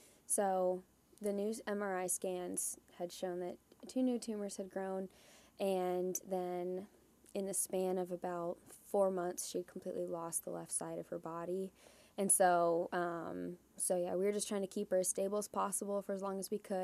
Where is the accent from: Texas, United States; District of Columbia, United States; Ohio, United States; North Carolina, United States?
Ohio, United States; Columbus; moved away as an adult; also born or lived in Huntington, Indiana; I was born and raised just outside of Columbus, Ohio